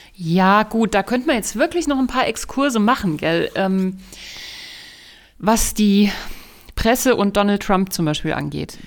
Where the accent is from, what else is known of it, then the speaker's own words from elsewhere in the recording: Germany; wir als Deutsche